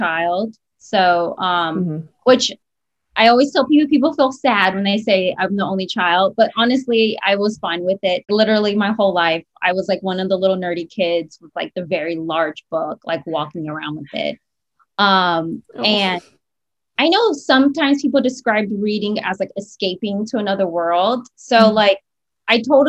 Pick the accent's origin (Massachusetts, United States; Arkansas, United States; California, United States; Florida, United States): Florida, United States; South; moved away as an adult; also born or lived in Miami; now in Orlando, United States; I'm from South Florida